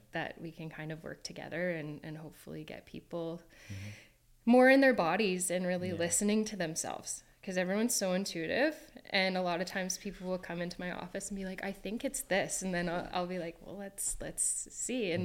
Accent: Kingston, Ontario, Canada; moved away as an adult; also born or lived in Australia; I'm from Kingston, Ontario

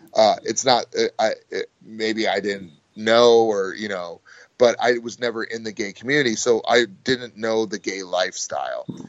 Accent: United States; I'm American

